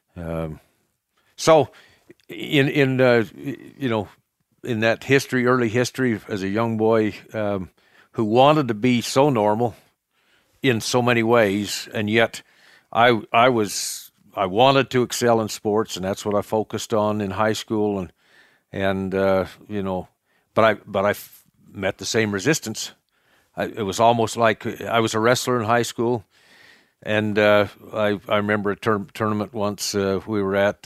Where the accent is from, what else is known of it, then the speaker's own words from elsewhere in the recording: Cokeville, Wyoming, United States; I was raised in Cokeville as well. Um, raised on a ranch, a cattle ranch